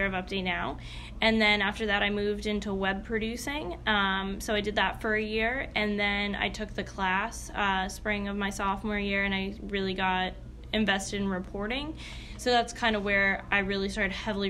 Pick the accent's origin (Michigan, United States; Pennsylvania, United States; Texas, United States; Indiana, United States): Pennsylvania, United States; Moosic; moved away as an adult; I'm really actually from a little town outside of Scranton called Moosic